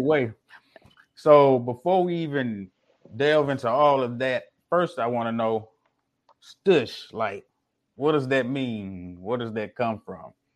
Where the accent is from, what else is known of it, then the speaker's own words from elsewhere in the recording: Mississippi, United States; now in Houston, United States; I'm originally from Mississippi and currently in Houston right now